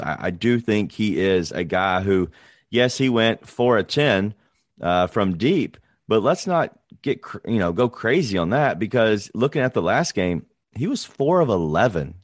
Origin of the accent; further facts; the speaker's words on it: Memphis, Tennessee, United States; we're from Memphis.